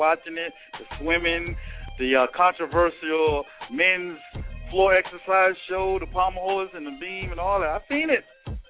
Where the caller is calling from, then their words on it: Mapleton, Georgia, United States; Yo, I'm calling from Amazing Cakes over here in Mapleton, Georgia, man. Mapleton, Georgia.